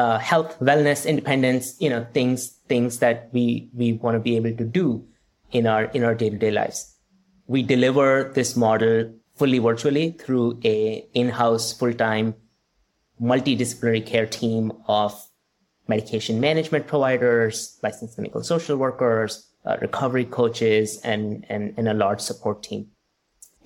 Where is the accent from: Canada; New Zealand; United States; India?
India; moved away; growing up in India